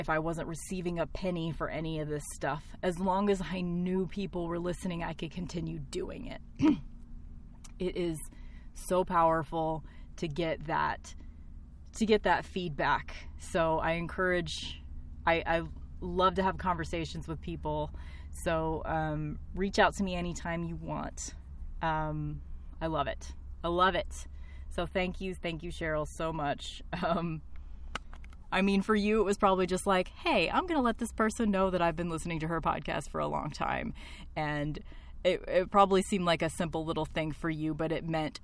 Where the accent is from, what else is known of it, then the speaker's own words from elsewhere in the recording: Tornado Alley, next to Kansas, Midwest, United States; my hometown that I still live